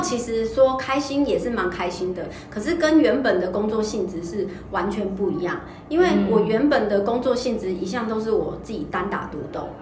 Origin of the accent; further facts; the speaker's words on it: Kaohsiung, Taiwan; now in Taipei, Taiwan; 因为我是高雄人，所以我回高雄的时候会更， 更敏感